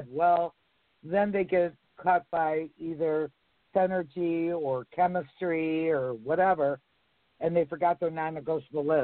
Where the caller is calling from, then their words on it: New Jersey, United States; in New Jersey.